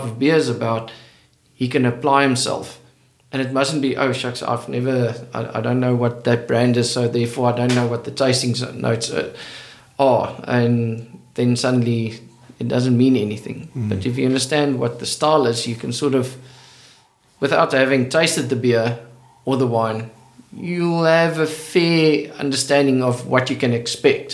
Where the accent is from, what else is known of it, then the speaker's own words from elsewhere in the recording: Western Cape, South Africa; moved away as an adult; also born or lived in Stellenbosch; now in KwaZulu-Natal, South Africa; I grew up in the Cape. And in the Cape, wine is part of culture.